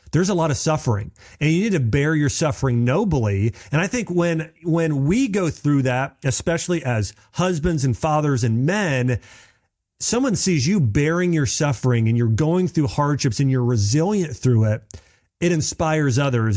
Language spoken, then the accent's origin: English; Dayton, Ohio, United States; I grew up in Dayton, Ohio.